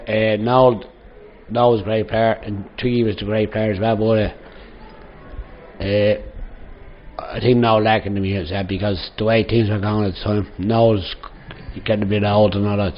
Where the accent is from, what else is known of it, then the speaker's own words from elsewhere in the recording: Dublin, Leinster, Ireland; I was originally from Windy Harbour